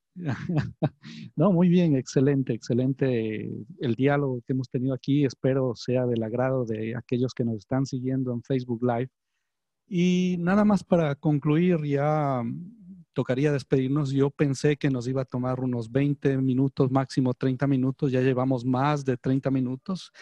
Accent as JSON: {"language": "Spanish", "town": "Ambato", "region": "Tungurahua", "country": "Ecuador", "tie": "born or raised there", "moved": "as an adult", "lives_now": "Guayaquil, Ecuador", "said": "yo nací aquí en Guayaquil. Mi mamá es guayaquileña, mi padre es ambateño, Pero fui a la escuela y al colegio en la ciudad de Ambato"}